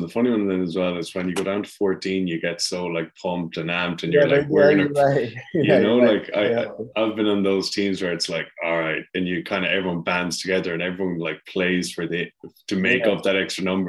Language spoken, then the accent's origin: English; Ireland; accent: Irish; I'm Irish, as you might tell from the accent